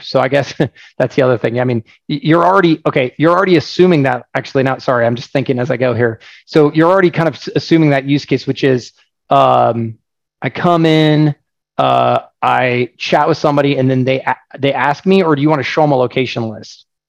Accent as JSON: {"language": "English", "region": "Oregon", "country": "United States", "said": "I'm from Oregon"}